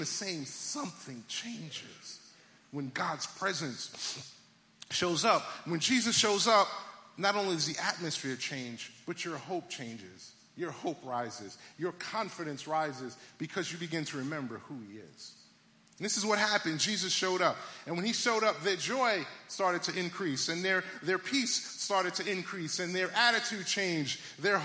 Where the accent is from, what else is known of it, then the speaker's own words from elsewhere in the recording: New York City, New York, United States; moved away; I'm originally from Brooklyn, New York